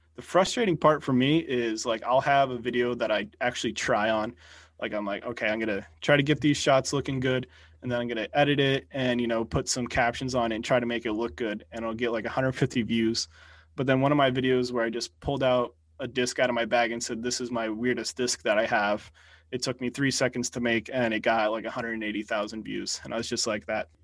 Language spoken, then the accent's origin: English; New Jersey, United States; I'm from North Jersey or Central Jersey